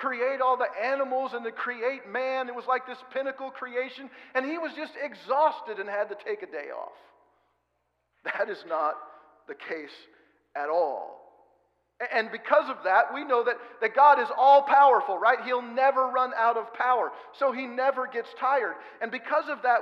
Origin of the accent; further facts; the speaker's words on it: Oregon, United States; now in Kansas, United States; We live in Kansas where there's lots of grain around, and I'm from Oregon.